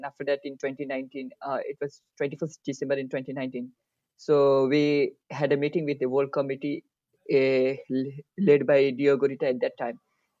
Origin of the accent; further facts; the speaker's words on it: Nepal; now in Dehradun, India; basically, I belong to Nepal. My home country is Nepal, and I am 22 years old.